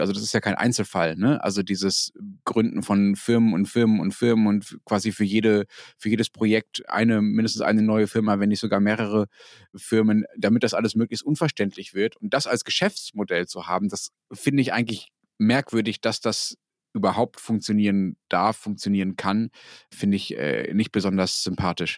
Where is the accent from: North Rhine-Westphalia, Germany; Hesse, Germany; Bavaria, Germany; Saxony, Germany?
North Rhine-Westphalia, Germany; Dortmund; moved away; wenn ich als Kind in Dortmund was einkaufen wollte oder als Jugendlicher oder auch später, wenn ich da war